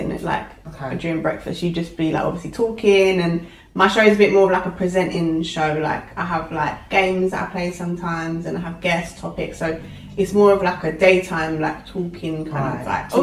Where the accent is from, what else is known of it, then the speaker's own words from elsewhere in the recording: Essex, East of England, United Kingdom; I'm from Essex